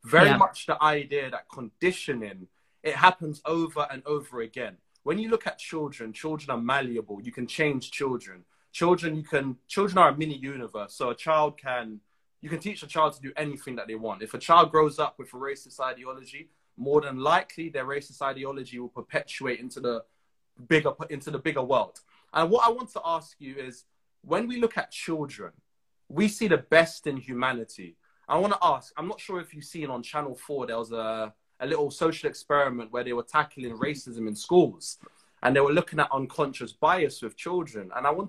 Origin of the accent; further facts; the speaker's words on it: Trinidad & Tobago; I'm from Trinidad. In Trinidad, we have a large Indian population.